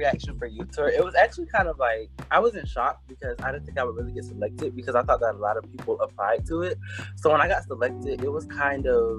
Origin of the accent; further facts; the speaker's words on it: Aiken, South Carolina, United States; I'm from Aiken, South Carolina